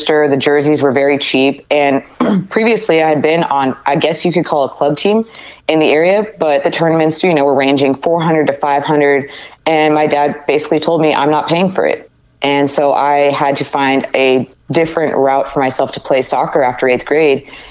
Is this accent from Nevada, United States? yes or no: yes; Reno, Nevada, United States; now in California, United States; I was born in Reno, Nevada. I come from a family of 7 kids, which I think kind of shaped me a little bit growing up